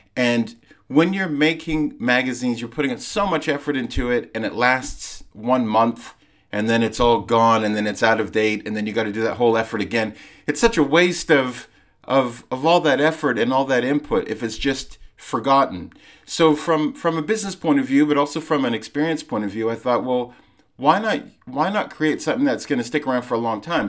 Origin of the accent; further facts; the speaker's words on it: Vancouver, British Columbia, Canada; moved away as an adult; also born or lived in London, United Kingdom; So I lived, I grew up in Vancouver, but I lived in London uh, from when I was 19 till I was in my mid 30s